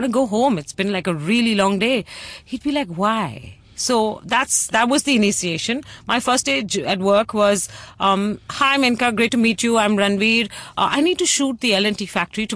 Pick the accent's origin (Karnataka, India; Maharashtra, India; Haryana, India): Maharashtra, India; Mumbai; I was from Bombay.